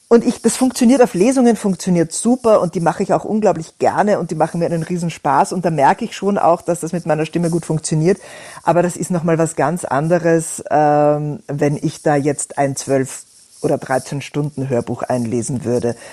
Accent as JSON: {"language": "German", "country": "Austria", "accent": "Austrian", "said": "Ich bin Österreicherin, das würde man durchaus auch immer mithören."}